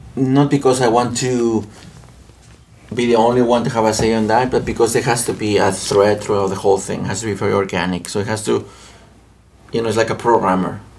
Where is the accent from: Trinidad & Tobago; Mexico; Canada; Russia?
Mexico; English is a second language; moved away as an adult; also born or lived in Winchester, Virginia; now in United States; I am from Mexico